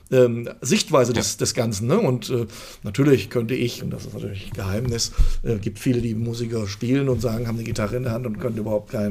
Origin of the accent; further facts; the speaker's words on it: Fulda, Hesse, Germany; irgendwann gesagt, jetzt ist erstmal meine Heimatstadt. Da kam dann der, der, Entschluss zurück nach Fulda.